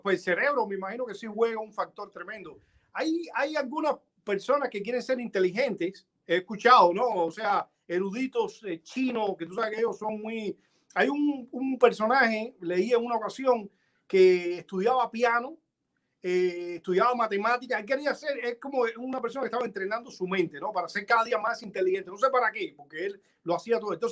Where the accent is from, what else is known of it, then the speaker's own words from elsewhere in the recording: Punta Brava, Havana, Cuba; born there; yo nací en Punta Brava, un pueblo muy pequeño que está en la afuera de, de, La Habana, muy cerca de Santa Fe y de Bauta